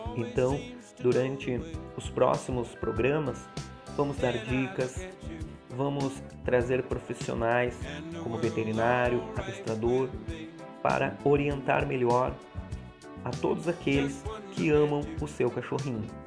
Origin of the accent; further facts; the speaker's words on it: Santa Maria, Rio Grande do Sul, Brazil; sou da cidade de Santa Maria, Rio Grande do Sul